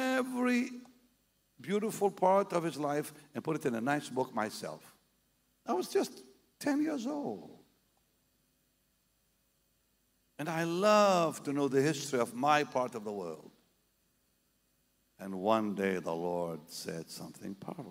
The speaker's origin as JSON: {"language": "English", "town": "Jaffa", "region": "Tel Aviv District", "country": "Israel", "tie": "born or raised there", "moved": "yes", "said": "We're from the Holy Land. We lived in Israel. The Holy Land. I was born a block away from the house of Simon the Tanner. It's in the Bible. I went to school right across from his house."}